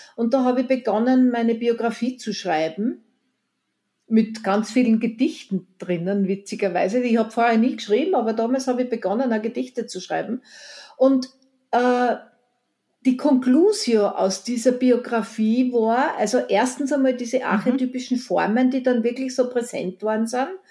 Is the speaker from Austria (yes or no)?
yes; Eisenerz, Styria, Austria; moved away; also born or lived in Vienna; meine Heimatstadt Eisenerz